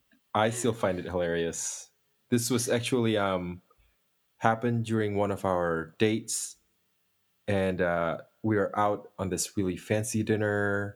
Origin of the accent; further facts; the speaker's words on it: Indonesia; English is a second language; moved away; I'm originally from Indonesia